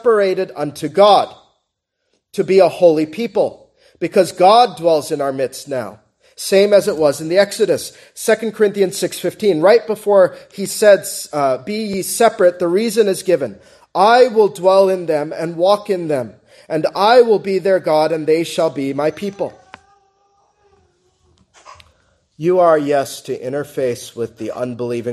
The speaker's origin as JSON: {"language": "English", "country": "United States", "said": "I'm an American"}